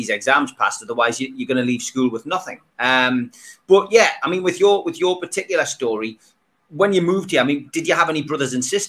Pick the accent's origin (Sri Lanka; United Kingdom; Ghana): United Kingdom; Gateshead, North East England; also born or lived in South Shields; I was born in South Shields. I never lived there. I always lived in Gateshead.